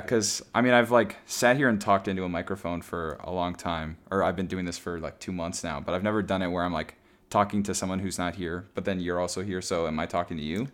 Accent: Elk River, Minnesota, United States; moved away as an adult; also born or lived in Indiana; I was just moving from Minnesota to Indiana

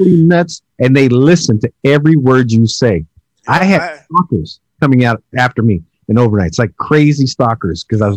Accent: the Bay Area, California, United States; I'm from the Bay

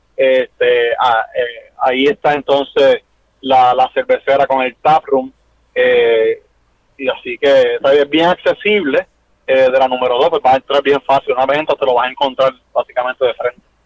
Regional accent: Naranjito, Puerto Rico; moved away as an adult; also born or lived in Bayamón; now in Quebradillas, Puerto Rico; Yo soy nosotros de Naranjito.

